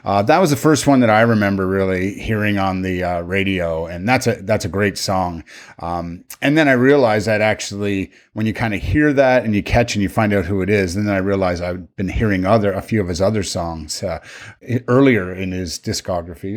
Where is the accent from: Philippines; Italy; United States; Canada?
Canada; we're all Canadian